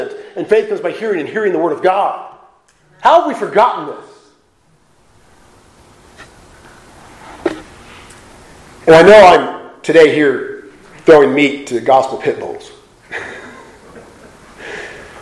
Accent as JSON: {"language": "English", "town": "Portland", "country": "United States", "said": "I'm from Portland"}